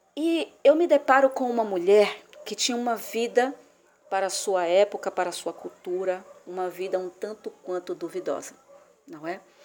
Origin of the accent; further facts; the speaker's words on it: Salvador, Bahia, Brazil; eu sou de Salvador, na Bahia